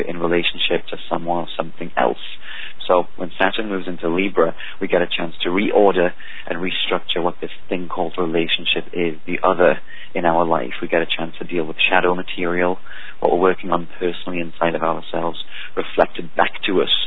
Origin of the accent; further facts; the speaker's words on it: England, United Kingdom; now in United States; I'm from England